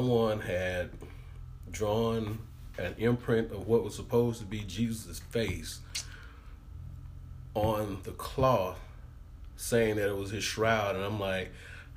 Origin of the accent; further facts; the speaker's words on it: Greenville, Mississippi, United States; I'm from Greenville, Mississippi. That's pretty much as Mississippi as you can get.